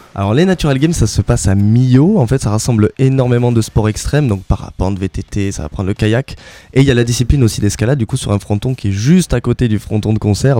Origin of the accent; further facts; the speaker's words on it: La Barthe-de-Neste, Occitania, France; je suis natif de Labarthe de Nest à côté de Lannemezan